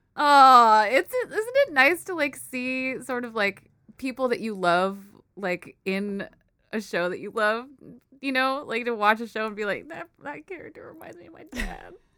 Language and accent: English; United States; I was born here in the States, and I grew up with Filipino culture around me a lot, but I'm an American person